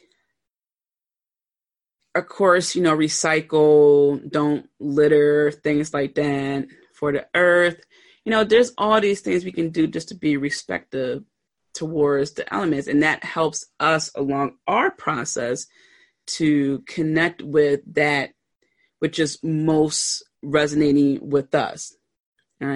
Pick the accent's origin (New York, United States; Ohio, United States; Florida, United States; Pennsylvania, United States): Pennsylvania, United States; Philadelphia; I pronounce water like W-O-O-D-E-R. I'm from Philly